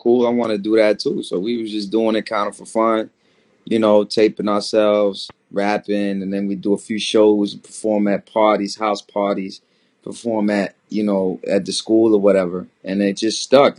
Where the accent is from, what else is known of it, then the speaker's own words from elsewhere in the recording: Maryland, United States; moved away as an adult; also born or lived in Paris, France / Washington, D.C. / Comoros; now in Brooklyn, United States; my family moved to uh, Maryland I was four. So I grew up in Maryland, and then I moved around Maryland and D.C. area